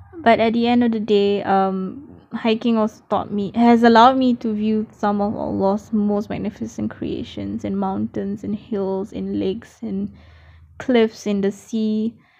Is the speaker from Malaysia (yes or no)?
yes; Malaysia; now in Australia; I am a Malaysian currently based in Australia